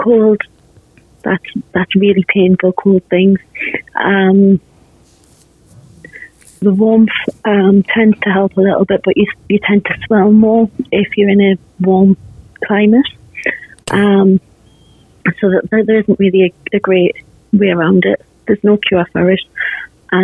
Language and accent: English; England, United Kingdom; I'm from England